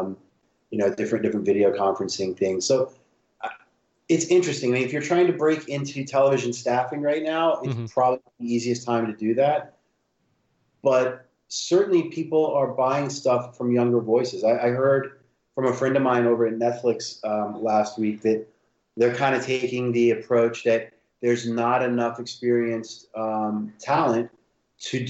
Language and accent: English; Cumberland, Virginia, United States; moved away as an adult; now in California, United States; I am originally from a small town in Virginia. It's called Cumberland, and the nearest actual town was Farmville, Virginia, and I went to school there.